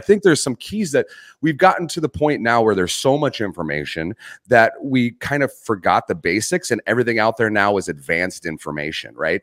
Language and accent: English; Arizona, United States; I grew up in Arizona.